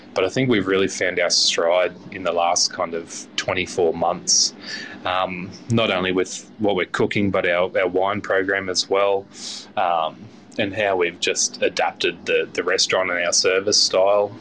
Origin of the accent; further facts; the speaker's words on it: Chinchilla, Queensland, Australia; growing up in Chinchilla, um, being regional, it was a bit difficult to get chefs out there.